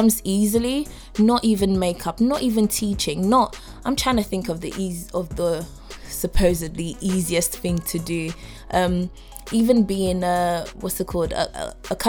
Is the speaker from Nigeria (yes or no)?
yes; Nigeria; I'm Nigerian.